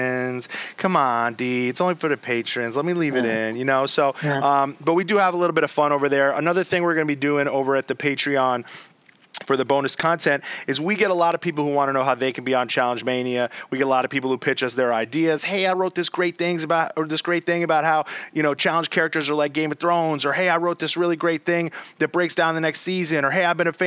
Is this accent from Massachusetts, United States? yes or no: no; New York City, New York, United States; in New York City here in my hometown